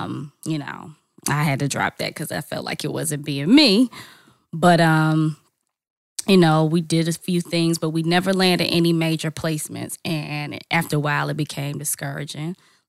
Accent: Charlotte, North Carolina, United States; now in Atlanta, United States; I'm originally from Charlotte, North Carolina, or by way of Charlotte, North Carolina. But I've been in Atlanta for a while.

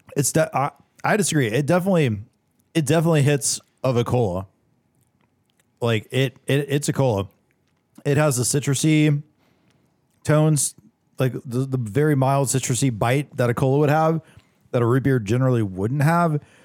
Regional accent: Georgia, United States; I'm from Georgia. I grew up on, you know, drinking a Coca-Cola Classic every now and then.

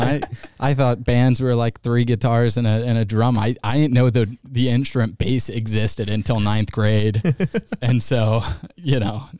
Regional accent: Detroit, Michigan, United States; now in Augusta, United States; I'm from Detroit.

